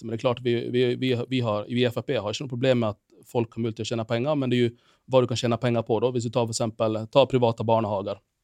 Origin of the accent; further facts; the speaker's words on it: Finland; moved away as an adult; now in Bergen, Norway; jeg er opprinnelig fra Finland